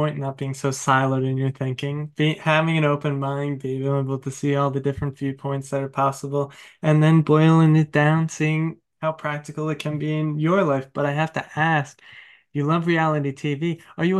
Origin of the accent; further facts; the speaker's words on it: New York, United States; I'm from New York, but I'm from Long Island, Suffolk